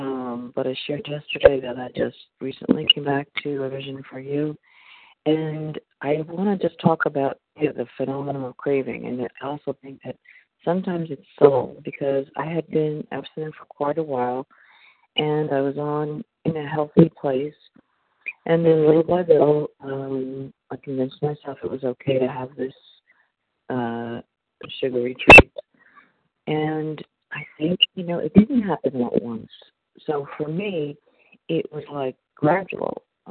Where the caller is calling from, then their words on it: Florida, United States; I'm calling from Florida, and we're traveling.